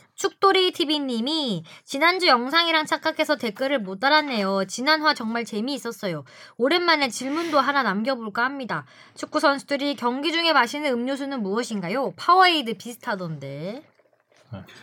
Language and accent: Korean; Seoul, South Korea; 전 서울에서 태어났고요